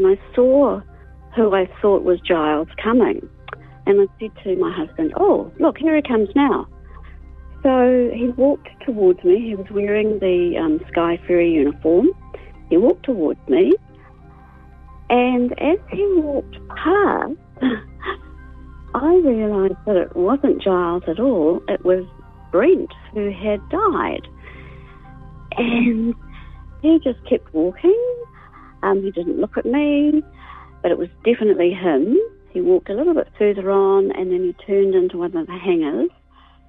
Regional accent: Auckland, New Zealand; moved away as an adult; also born or lived in Wellington; I'm from Auckland

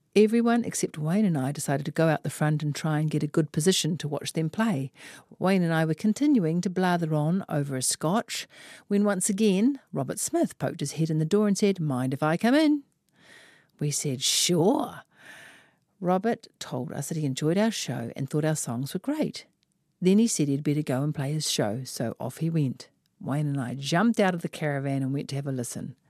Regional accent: Auckland, New Zealand; I am from West Auckland

